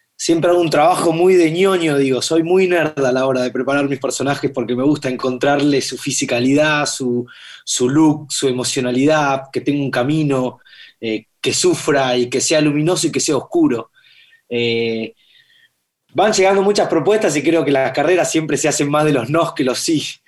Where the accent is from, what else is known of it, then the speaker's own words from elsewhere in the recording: Buenos Aires, Argentina; Yo nací acá, en Buenos Aires, eh, por Belgrano